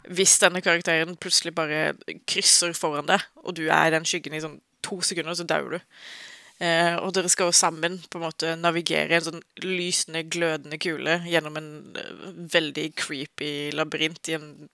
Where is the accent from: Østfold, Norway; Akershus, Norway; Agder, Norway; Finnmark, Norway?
Agder, Norway; jeg er sørlending